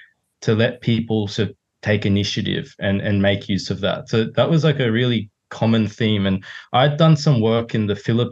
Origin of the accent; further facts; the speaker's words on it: Sydney, New South Wales, Australia; also born or lived in Hong Kong / Japan; So I'm originally from Sydney, but sort of grew up all over the place. Was born in Hong Kong. My mum's Japanese, so I lived in Japan for a few years and then grew up basically in Sydney.